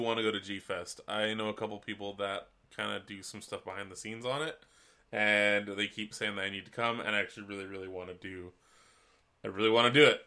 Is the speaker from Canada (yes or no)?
yes; West Coast, British Columbia, Canada; being a Canadian, especially on the West Coast, the Wet Coast